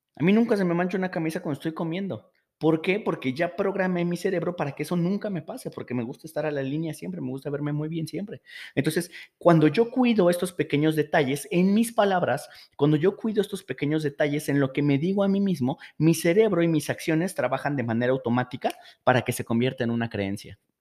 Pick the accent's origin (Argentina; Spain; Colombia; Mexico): Mexico; Esto pasa mucho aquí en México